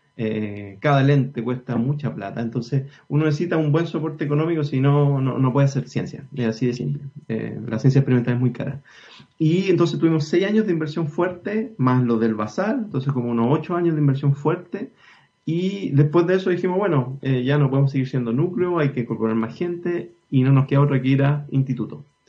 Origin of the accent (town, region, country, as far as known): Chile